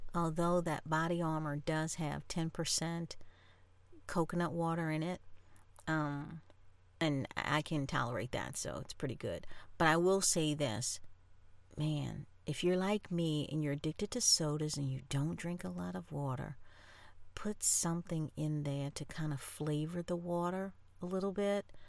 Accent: New Orleans, Louisiana, United States; I'm from New Orleans

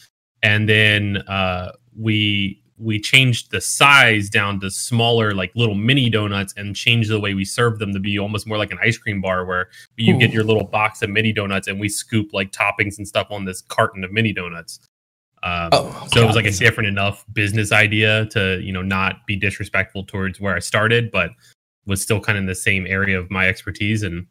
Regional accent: Ocean City, Maryland, United States; also born or lived in West Virginia; now in Dallas-Fort Worth, United States; I grew up in Ocean City, Maryland.

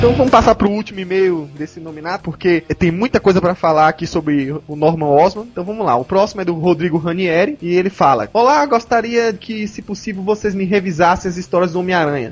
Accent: Pernambuco, Brazil; now in São Paulo, Brazil; Nasci em Pernambuco, mas também vim pra São Paulo.

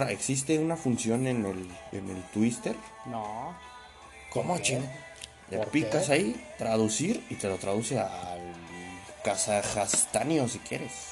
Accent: Mexico; los mexas le damos de comer a un chingo de güeyes.

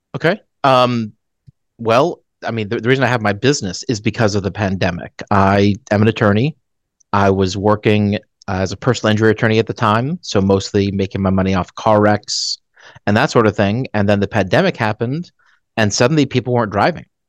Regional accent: Dallas, Texas, United States; also born or lived in Phoenix, Arizona / Colorado Springs, Colorado; we moved to Dallas. And I've basically been in Dallas since.

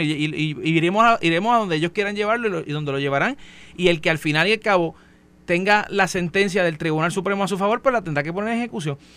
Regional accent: San Germán, Puerto Rico; yo soy yo soy del área, no soy de Mayagüez, pero soy del área

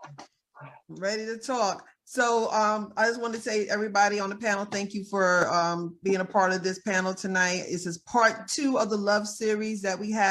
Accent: Teaneck, New Jersey, United States; also born or lived in Mount Vernon, New York; I am from Mount Vernon, New York, money earning, but I was brought up in T-Neck, New Jersey

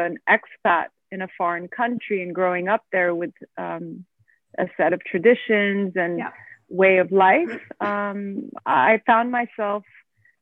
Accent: Geneva, Switzerland; moved away as an adult; now in Abu Dhabi, United Arab Emirates; I was born and raised in Geneva, Switzerland. Of Turkish parents, and I have been living in Abu Dhabi for the last 15 years.

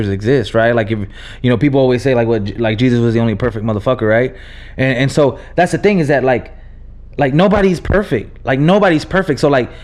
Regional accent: Texas, United States; born or raised there; English is a second language; also born or lived in Nebraska

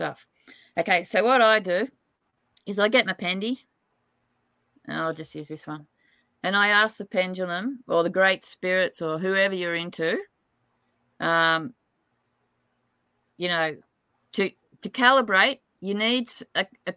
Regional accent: Tamworth, New South Wales, Australia; I was born in Tamworth

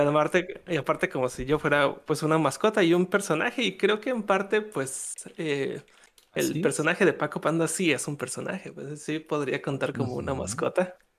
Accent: Mexico; yo soy, yo soy de México

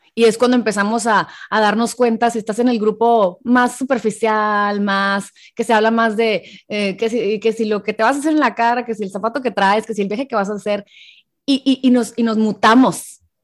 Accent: Hermosillo, Sonora, Mexico; now in San Diego, United States; soy mexicana, pero soy de Hermosillo, pero vivo en San Diego

